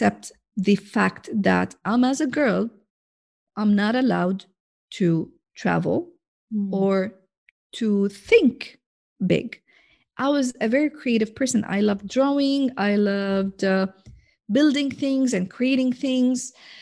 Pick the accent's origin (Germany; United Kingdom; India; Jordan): Jordan; I'm from Jordan, which is, if you Google it in the map, you will find that it's a tiny country